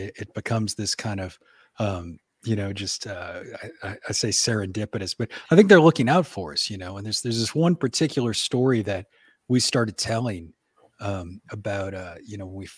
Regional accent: New Orleans, Louisiana, United States; moved away; I grew up in New Orleans

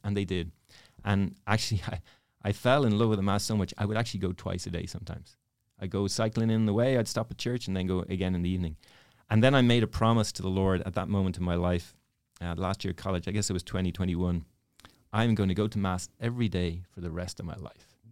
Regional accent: Dublin, Leinster, Ireland; moved away; I'm from Dublin. Dublin, Ireland.

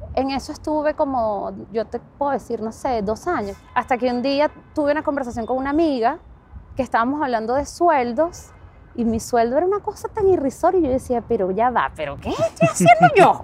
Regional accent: Venezuela; moved away as an adult; also born or lived in Oakland, United States; now in San Francisco, United States; Crecí en Venezuela, estuve toda mi vida en Venezuela

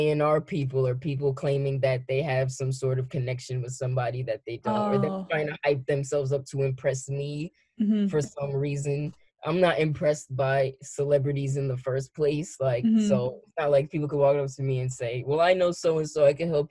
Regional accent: Long Island, New York, United States; I grew up on Long Island

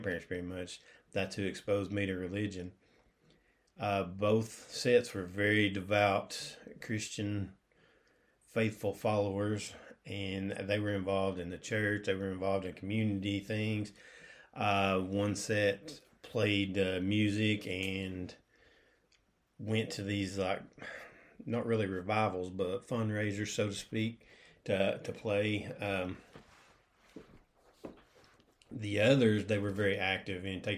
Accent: Cleveland, Tennessee, United States; also born or lived in McMinn County, Tennessee; I was born in Cleveland, Tennessee. That's here, still keeping us in East Tennessee, so I haven't moved a whole lot as far as family-wise goes.

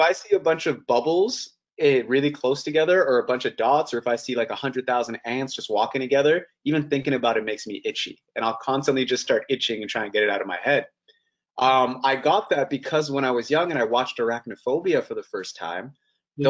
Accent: Canada; also born or lived in Toronto / Vancouver

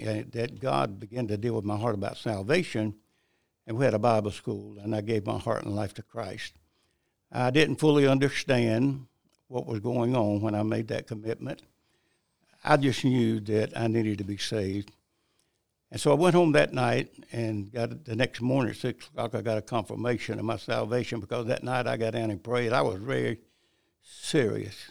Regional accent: Bennettsville, South Carolina, United States; also born or lived in High Point, North Carolina; I really grew up in South Carolina

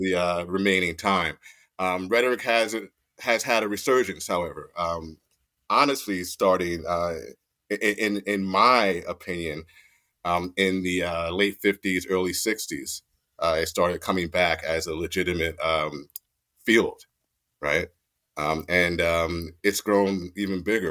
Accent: Mount Holly, New Jersey, United States; moved away as an adult; also born or lived in Fort Dix, New Jersey; born and raised in Mount Holly, New Jersey, uh, southern New Jersey, not northern New Jersey

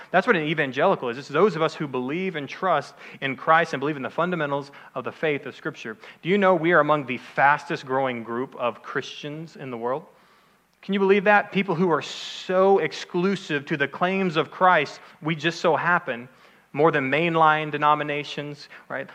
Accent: outside of Dallas, Texas, United States; I'm from Texas, okay? I grew up outside of Dallas

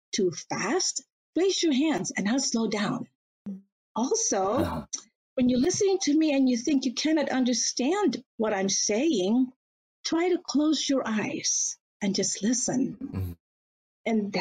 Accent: Batangas City, Calabarzon, Philippines; moved away as an adult; also born or lived in Manila, Philippines; now in United States; I was born and raised in Batangas City, Philippines. I am a Batanganian

